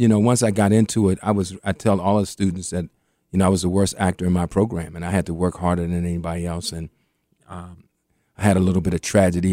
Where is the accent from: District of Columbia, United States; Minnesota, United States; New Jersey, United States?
District of Columbia, United States; Washington; I grew up in Mayfair Mansion, right across from Parkside. May, and, and Parkside was one of the roughest projects in D C